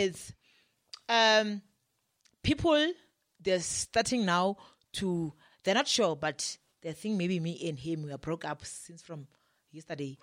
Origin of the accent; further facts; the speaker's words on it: Limpopo, South Africa; moved away; also born or lived in Johannesburg; we are both from Limpopo